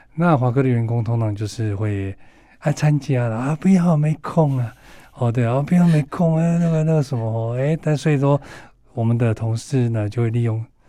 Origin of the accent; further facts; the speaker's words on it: northern Taiwan, Taiwan; 我是北部人，所以我比较会在北部参与